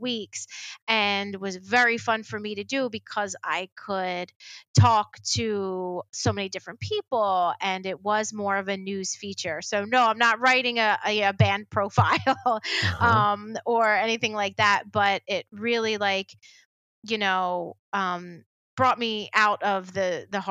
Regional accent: Cinnaminson, New Jersey, United States; the town I grew up in Cinnaminton, New Jersey.

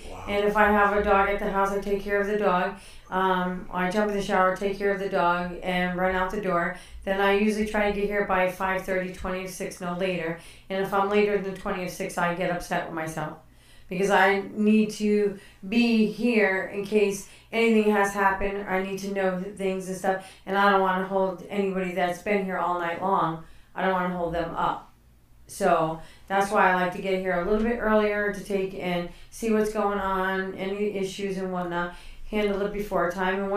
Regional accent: Connecticut, United States; moved away; I grew up in Connecticut, yes

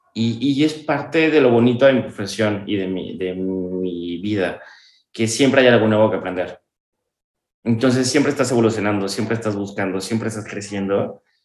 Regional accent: Mexico; moved away as an adult; also born or lived in Puebla; now in Santiago, Dominican Republic; unas raíces y no perder las mías, que es México

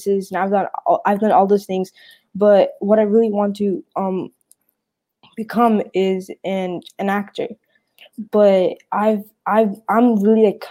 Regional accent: New Jersey, United States; I'm from New Jersey

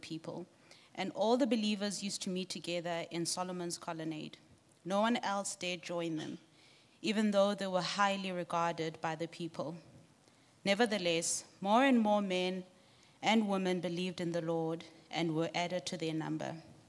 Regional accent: Lesotho; also born or lived in Johannesburg, South Africa; I grew up in Lesotho and Johannesburg. I speak Sesotho.

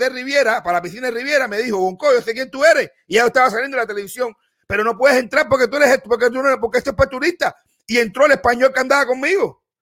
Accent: Cuba; moved away as an adult; Porque a mí como cubano, a mí como cubano, solamente cuando llegué a este país

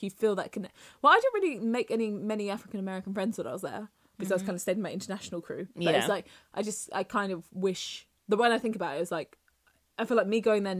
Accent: United Kingdom; accent: English; being Black British in America

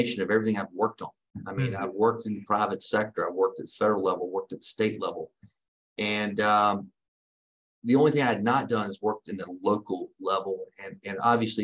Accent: North Carolina, United States; moved away as an adult; now in Columbia, United States; I'm from North Carolina originally

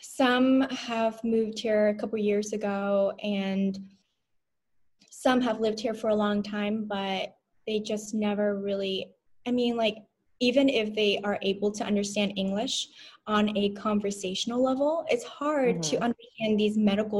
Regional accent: Anaheim, California, United States; also born or lived in Vietnam / Florida; now in Phoenix, United States; So I was born there in Vietnam, and my family and I decided to move to Anaheim, California, where my grandparents are, when I was about 9 years old.

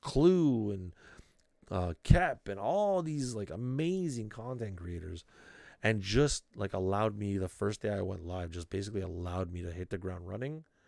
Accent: Canada; being extra Canadian

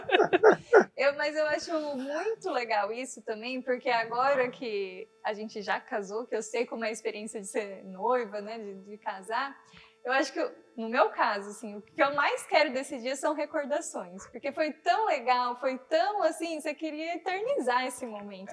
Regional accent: Bocaina, São Paulo, Brazil; moved away as an adult; de Bocaina, que é a minha cidade natal, né? É onde eu nasci morei até os 17 anos lá

